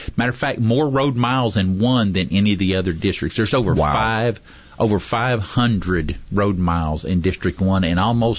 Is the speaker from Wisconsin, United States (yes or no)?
no; Oklahoma, United States; moved away as an adult; now in Madison County, Alabama, United States; I'm originally from Oklahoma, but now I've been here longer than any other place I've ever lived. We've been here right at 35 years now.